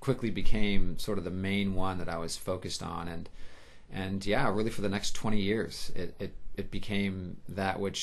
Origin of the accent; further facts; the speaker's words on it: Santa Clara, California, United States; I grew up in California, in Santa Clara